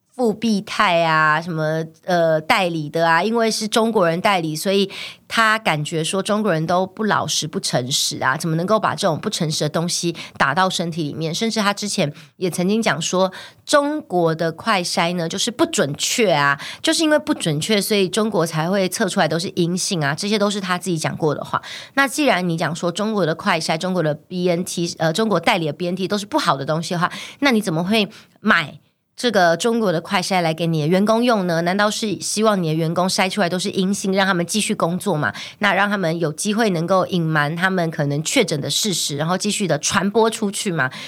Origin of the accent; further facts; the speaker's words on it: Taiwan; 我们台湾这边